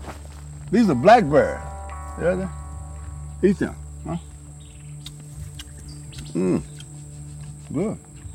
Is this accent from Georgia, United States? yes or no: no; Mississippi, United States; born or raised there; moved away